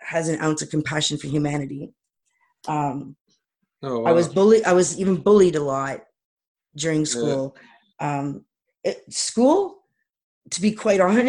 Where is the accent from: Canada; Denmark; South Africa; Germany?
Canada; Toronto, Ontario; moved away as an adult; now in East Coast, Canada; I was born and raised in Toronto